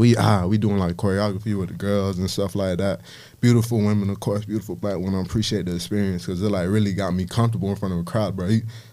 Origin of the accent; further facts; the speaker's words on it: Miami, Florida, United States; born there; I'm from everywhere, nowhere, but I was born in Miami.